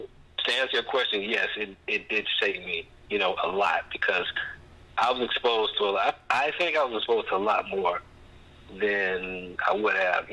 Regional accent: Jacksonville, Florida, United States; Yeah, I was born and raised on the Southside. Pretty much the same area that Byrd grew up in.

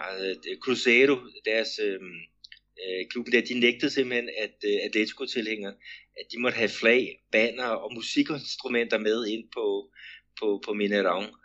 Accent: Denmark; den struktur, vi har øh, hjemme i Danmark

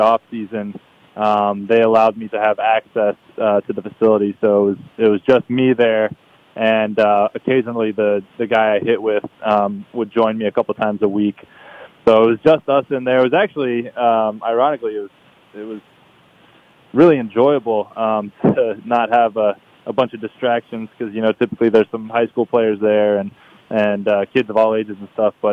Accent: Marietta, Georgia, United States; also born or lived in San Diego, California; I grew up just north of Atlanta. I grew up in Marietta, Georgia, Roswell.

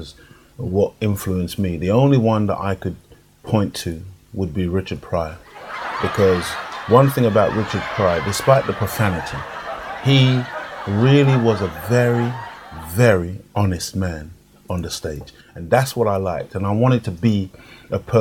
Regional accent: Jamaica; accent: Jamaican; now in United Kingdom; when I was growing up in Jamaica

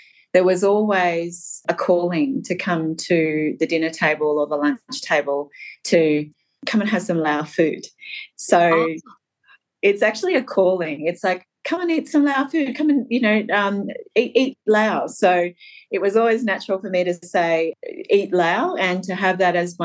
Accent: Albury, New South Wales, Australia; also born or lived in Laos; now in Carlton, Australia; I loved my childhood growing up in Albury

